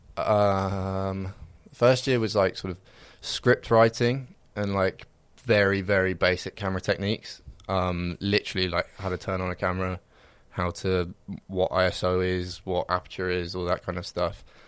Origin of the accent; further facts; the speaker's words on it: Reading, South East England, United Kingdom; I'm from Reading